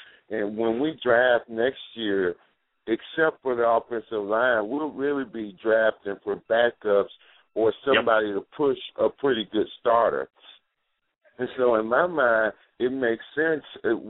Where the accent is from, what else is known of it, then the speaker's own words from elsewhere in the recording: Miami, Florida, United States; moved away as an adult; also born or lived in Alabama; now in Houston, United States; I'm from Miami. I went to Alabama State University, and I played with the Oilers for 4 years and made Houston my home, but I'm the biggest Dolphin fan in Texas.